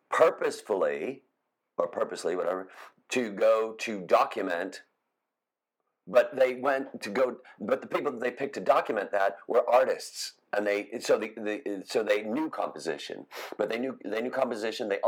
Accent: Chicago, Illinois, United States; I came. I, from, I come from Chicago.

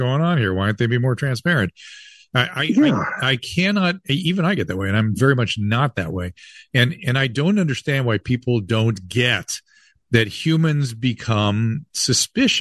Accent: Southern California, United States; when I was a kid growing up in Southern California

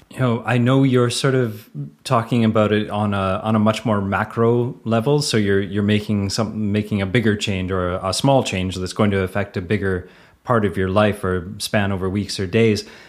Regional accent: Canada; accent: Canadian; the Canadian accent

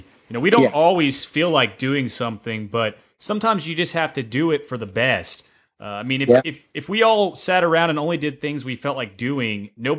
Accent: Tennessee, United States; I'm from Tennessee

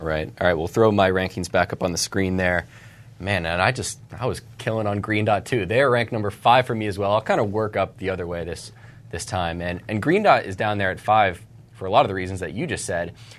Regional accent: Charlotte, North Carolina, United States; the Charlotte Observer, my hometown newspaper.

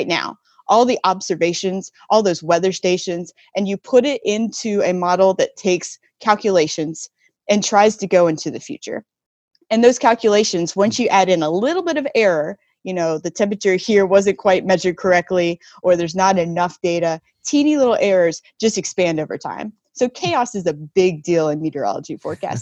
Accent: North Carolina, United States; now in West Coast, United States; I grew up in North Carolina

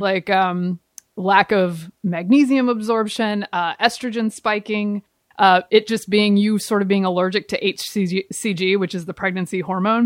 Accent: the South, United States; moved away; I grew up in the South.

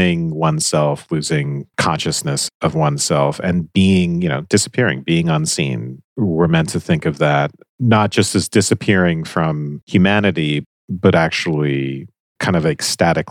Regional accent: Georgia, United States; I'm from Georgia

